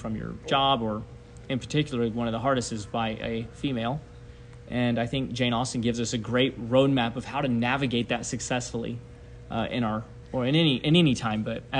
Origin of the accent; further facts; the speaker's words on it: Tokyo, Japan; Well, I was born and raised in Japan. My parents are missionaries. They're still missionaries. And I was born in Tokyo, Japan.